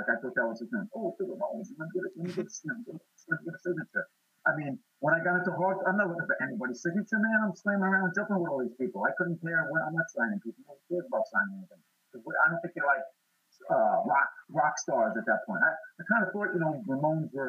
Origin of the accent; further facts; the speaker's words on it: New York, United States; I'm from New York